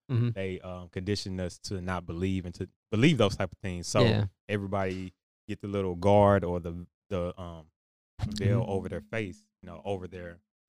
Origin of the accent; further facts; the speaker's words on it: New York, United States; born there; also born or lived in Philadelphia; I remember when I was back in Philly. That's when we were, not where I was born. I was born in New York